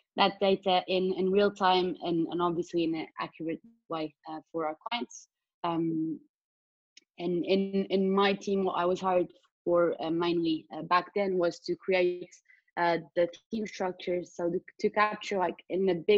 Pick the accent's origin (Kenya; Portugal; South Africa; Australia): Portugal; moved away as an adult; now in London, United Kingdom; I come from Portugal, which is where I'm in right now due to the pandemic